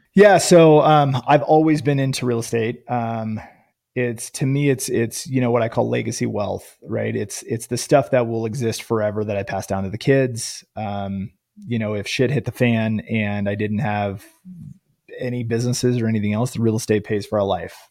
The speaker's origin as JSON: {"language": "English", "region": "Northern California", "country": "United States", "tie": "born or raised there", "said": "I grew up in Northern California"}